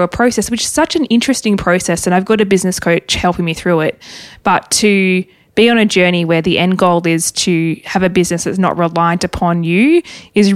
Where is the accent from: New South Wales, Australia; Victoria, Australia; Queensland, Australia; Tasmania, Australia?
Tasmania, Australia; Growing up in Tassie, I didn't realise that it's probably not normal to have a property where you see the water